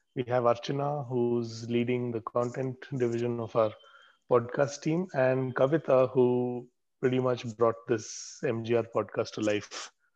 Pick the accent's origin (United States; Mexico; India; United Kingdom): India; Bangalore, Karnataka; I grew up in Karnataka and not Tamil Nadu